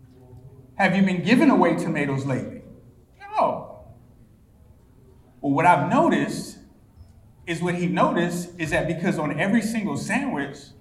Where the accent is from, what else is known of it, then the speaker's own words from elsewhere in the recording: South Carolina, United States; I'm from South Carolina